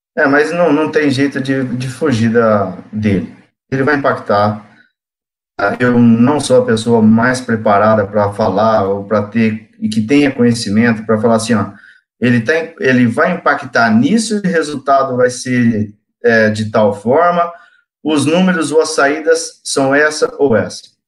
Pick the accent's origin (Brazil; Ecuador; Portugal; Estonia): Brazil; interior of São Paulo state; also born or lived in São José do Rio Preto / Cosmorama / Urânia / Votuporanga; Sou do interior de, do estado de São Paulo, nasci em São José do Rio Preto, tive parte da minha infância em Cosmurama, uma cidade próxima a São José do Rio Preto, depois uma outra parte da minha infância